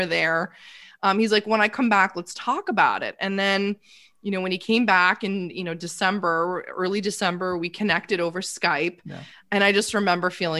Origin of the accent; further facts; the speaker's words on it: Toronto, Ontario, Canada; moved away; I'm originally from Toronto, Canada